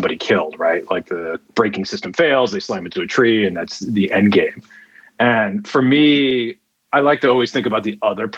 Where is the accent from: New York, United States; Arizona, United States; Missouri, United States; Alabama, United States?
New York, United States; New York City; moved away as an adult; also born or lived in Cambridge, Massachusetts / Seattle; now in Amsterdam, Netherlands; I'm originally from New York City